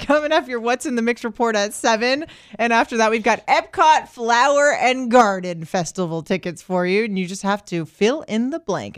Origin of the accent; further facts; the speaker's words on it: Florida, United States; born and raised in Florida